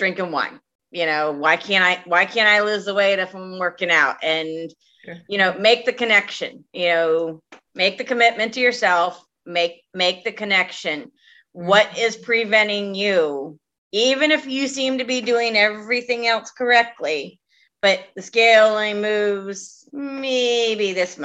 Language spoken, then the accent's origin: English; Delaware, United States; moved away; my home state, Delaware.